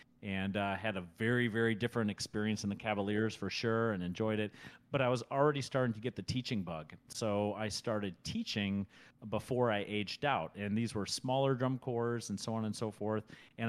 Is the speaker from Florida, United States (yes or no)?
no; Michigan, United States; also born or lived in Germany; I'm from Germany. I grew up in Michigan, but I was born in Germany. So I consider myself from Michigan.